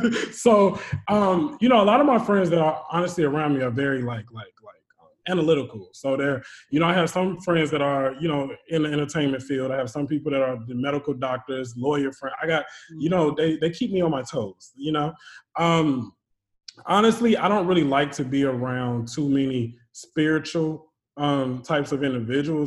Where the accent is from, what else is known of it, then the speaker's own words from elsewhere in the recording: Charlotte, North Carolina, United States; When I was younger, I was raised in Charlotte, North Carolina. So born and raised there